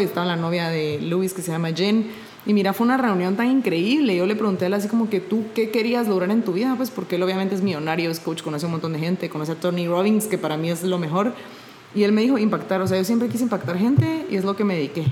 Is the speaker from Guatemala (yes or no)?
yes; Guatemala; yo soy de Guatemala